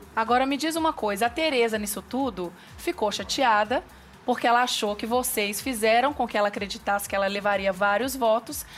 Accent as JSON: {"language": "Portuguese", "region": "Minas Gerais", "country": "Brazil", "said": "eu sou mineira como queijo"}